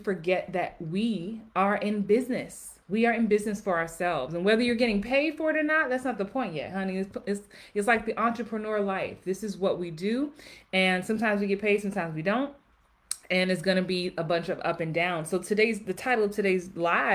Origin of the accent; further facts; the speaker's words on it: Jamaica; I am Jamaican also